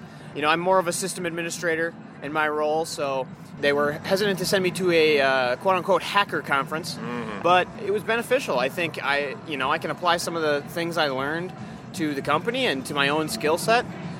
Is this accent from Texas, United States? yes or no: no; Minnesota, United States; I'm from Minnesota here